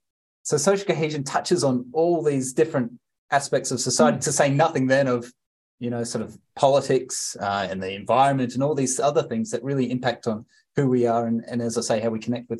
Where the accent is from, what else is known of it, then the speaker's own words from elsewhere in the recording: Sydney, New South Wales, Australia; also born or lived in New Zealand; now in Canberra, Australia; I was born in Australia, but then we moved back to New Zealand and lived in New Zealand for 10 years and then came back to Australia.